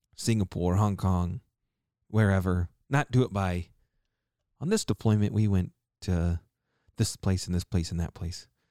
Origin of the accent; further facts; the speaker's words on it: Tulsa, Oklahoma, United States; moved away; I grew up in Tulsa. For a little while, at least